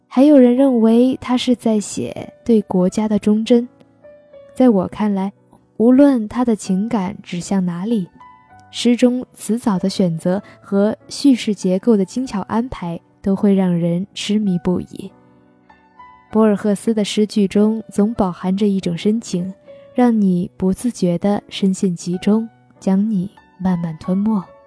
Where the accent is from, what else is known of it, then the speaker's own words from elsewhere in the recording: Guilin, Guangxi, China; 我在我的家乡广西桂林向你问好